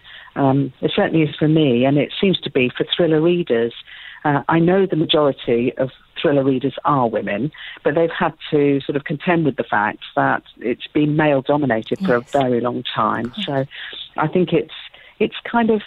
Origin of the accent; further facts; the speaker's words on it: United Kingdom; I'm being very British about this